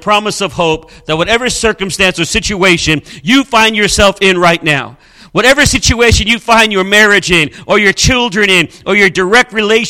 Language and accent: English; Southern California, United States; moved away as an adult; now in Springfield, United States; I was brought up in Southern California, and basically Southern California is a desert.